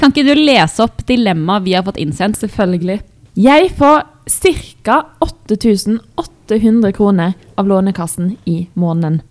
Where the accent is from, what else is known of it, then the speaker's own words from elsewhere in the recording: Stord, Vestland, Norway; accent: Stord dialect; stord er nydelig. Vi er jo litt uenige i det, for eh, du syns at min dialekt er styggest